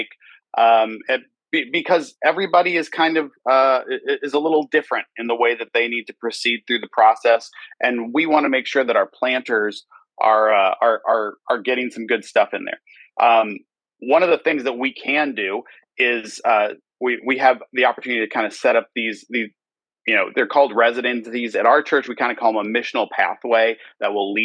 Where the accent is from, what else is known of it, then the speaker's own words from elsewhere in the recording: Detroit, Michigan, United States; now in Pearland, Texas, United States; I grew up in Detroit, Michigan, Independent Baptist Church